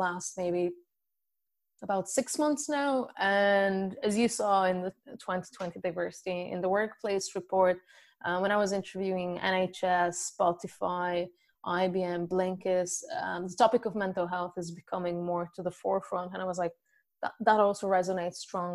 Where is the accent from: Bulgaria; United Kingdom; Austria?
Bulgaria; moved away as an adult; now in Dublin, Ireland; originally I'm from Bulgaria and currently I live in Dublin, Ireland